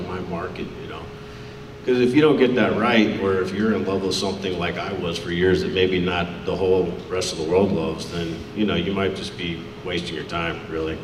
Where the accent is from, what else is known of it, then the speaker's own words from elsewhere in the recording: Richmond, Virginia, United States; I'm from Richmond, Virginia, as well